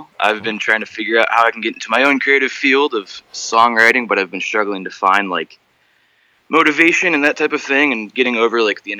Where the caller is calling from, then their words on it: Austin, Texas, United States; I'm calling from Austin, Texas.